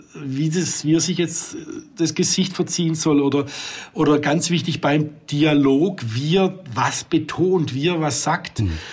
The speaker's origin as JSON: {"language": "German", "region": "Swabia", "country": "Germany", "said": "als Schwab"}